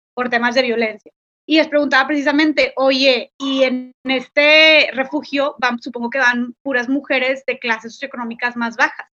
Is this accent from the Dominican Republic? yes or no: no; Monterrey, Nuevo León, Mexico; soy de Monterrey, Nuevo León